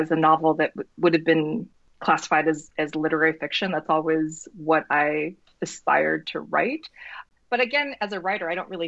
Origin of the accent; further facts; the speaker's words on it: North Dakota, United States; me growing up in North Dakota, I always felt like I sort of stood out in this place that wasn't particularly diverse.